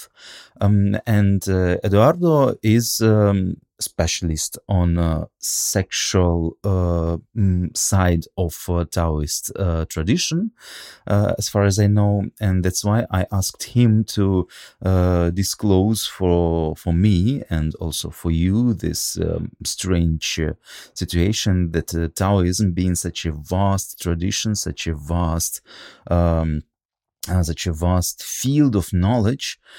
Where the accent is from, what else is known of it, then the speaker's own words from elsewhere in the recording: Russia; English is a second language; I'm from Russia.